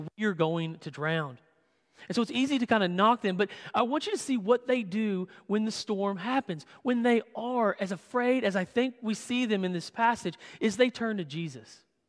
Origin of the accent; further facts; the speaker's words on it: Western Kentucky, United States; moved away; my hometown in Western Kentucky